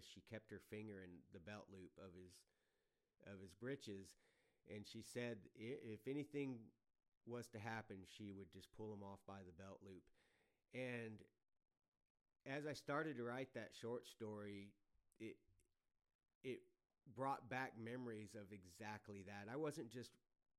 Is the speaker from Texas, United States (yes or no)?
yes; Adkins, Texas, United States; I was born in Adkins, Texas, which was a small town southeast of San Antonio